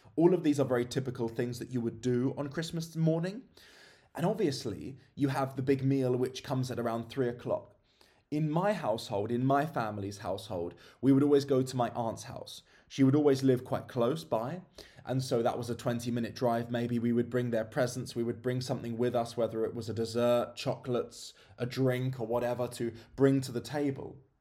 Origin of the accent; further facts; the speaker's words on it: England, United Kingdom; moved away as an adult; I've been away from my home country of England for a fair few years now.